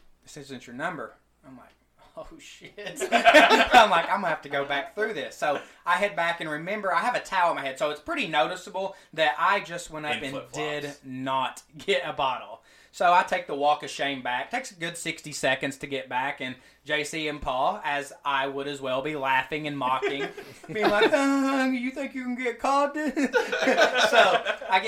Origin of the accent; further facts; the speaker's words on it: Pikeville, Kentucky, United States; also born or lived in Lexington, Kentucky; now in Washington, D.C., United States; I'm actually from Eastern Kentucky. So it's Pikeville for anybody who knows about Eastern Kentucky. And you'll learn probably say that a little bit more in my accent